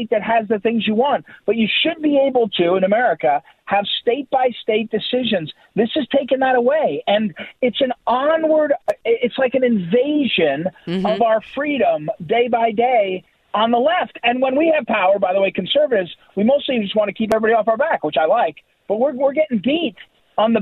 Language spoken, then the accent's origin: English; Missouri, United States; my home state of Missouri